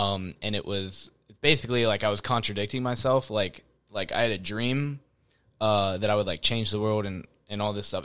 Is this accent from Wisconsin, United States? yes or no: no; Florence, Kentucky, United States; born and raised, same household, uh, Florence, Kentucky